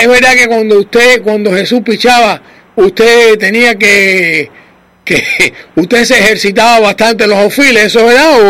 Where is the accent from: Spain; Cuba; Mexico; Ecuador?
Cuba; nosotros los cubanos, y digo los cubanos porque yo soy cubano